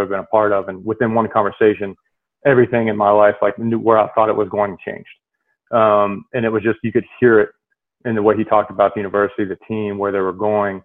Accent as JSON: {"language": "English", "region": "West Virginia", "country": "United States", "said": "I'm from West Virginia as well"}